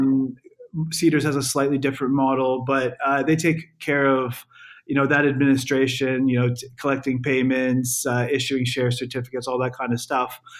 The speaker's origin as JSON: {"language": "English", "country": "Canada", "moved": "as an adult", "lives_now": "London, United Kingdom", "said": "I'm I'm from Canada"}